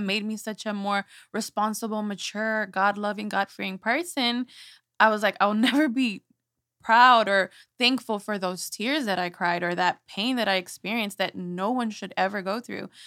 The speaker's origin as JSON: {"language": "English", "town": "Houston", "region": "Texas", "country": "United States", "tie": "born or raised there", "said": "I was born and raised here in Houston"}